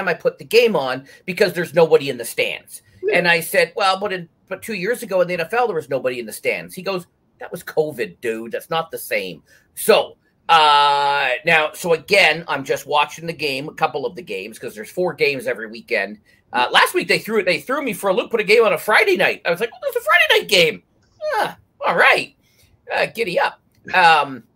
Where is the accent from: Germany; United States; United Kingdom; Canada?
Canada; I'm from Canada.